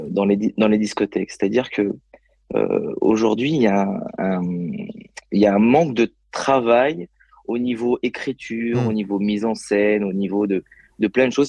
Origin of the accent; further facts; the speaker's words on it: Lyon region, Auvergne-Rhône-Alpes, France; je suis de la région lyonnaise